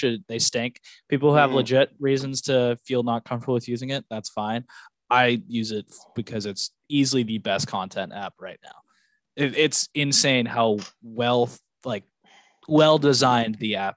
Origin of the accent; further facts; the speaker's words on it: the North, United States; moved away as an adult; we're from the North